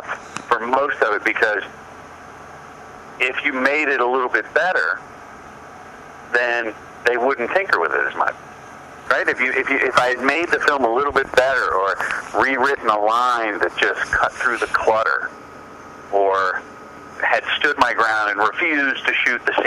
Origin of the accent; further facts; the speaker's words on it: Mount Vernon, Ohio, United States; moved away; also born or lived in Virginia; I grew up in Ohio and Virginia, and rednecks are just good people